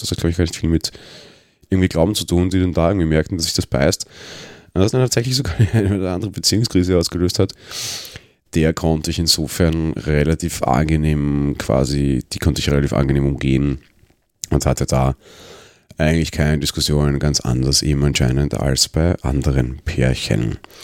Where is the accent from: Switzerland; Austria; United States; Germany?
Austria; Vienna; als Wiener